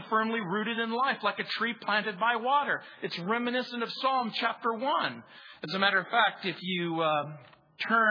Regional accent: Mojave Desert, between San Bernardino and Las Vegas, California, United States; I grew up near in the Mojave Desert, really. It was that stretch of desert between San Bernardino and Las Vegas

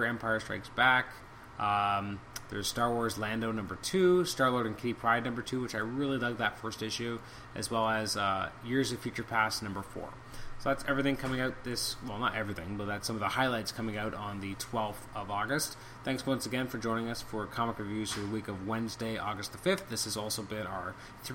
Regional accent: Canada; as a Canadian

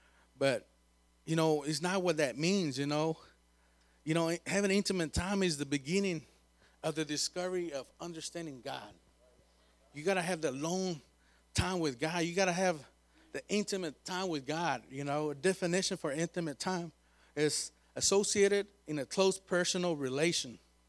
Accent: Krum, Texas, United States; I go from Sanger, I'm from Crum to Sanger, be praying all the time

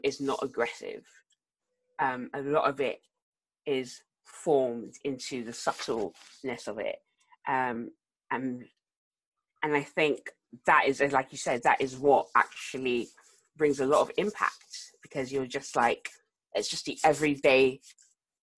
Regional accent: South Africa; also born or lived in London; now in Exeter, United Kingdom; I grew up in South Africa

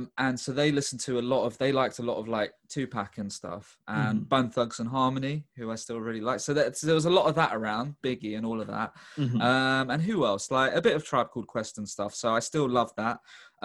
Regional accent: London, United Kingdom; I'm from East London

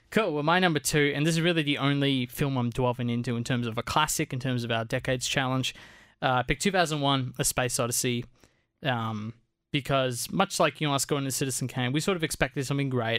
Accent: Australia; as Australian filmmakers

